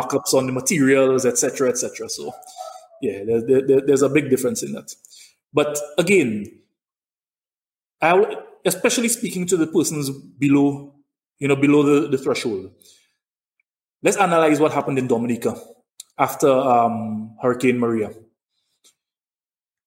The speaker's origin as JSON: {"language": "English", "country": "St. Lucia"}